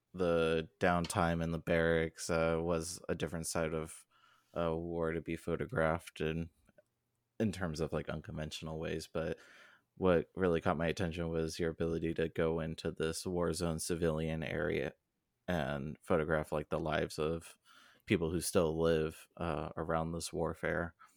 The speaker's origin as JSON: {"language": "English", "region": "Southern California", "country": "United States", "tie": "born or raised there", "said": "I grew up in Southern California"}